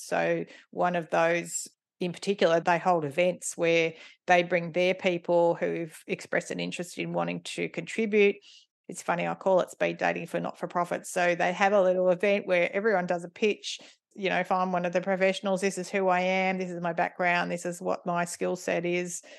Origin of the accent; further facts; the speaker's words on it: Ringwood, Victoria, Australia; moved away as an adult; also born or lived in East Melbourne / Cathedral Ranges, Victoria; mum and dad moved into their house in Ringwood, where I grew up.